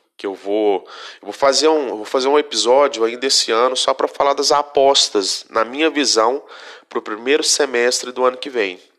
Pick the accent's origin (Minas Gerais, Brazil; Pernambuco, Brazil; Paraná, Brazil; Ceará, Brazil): Minas Gerais, Brazil; Vazante; eu sou do, de Vazante, 80 quilômetros da terra natal dele, ali no noroeste de Minas Gerais